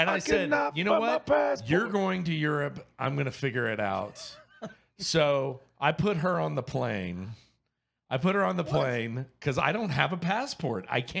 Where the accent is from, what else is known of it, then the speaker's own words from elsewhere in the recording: Louisiana, United States; now in Houston, United States; because I'm from Louisiana. I was born in Louisiana.